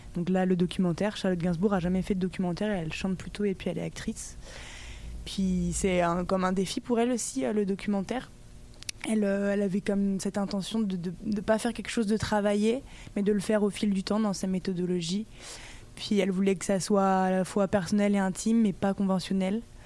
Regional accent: Brittany, France; je viens de Bretagne

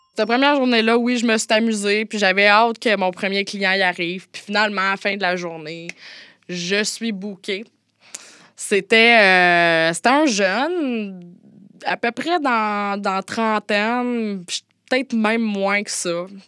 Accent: Montérégie, Quebec, Canada; je viens d'une moyenne ville de la Montérégie

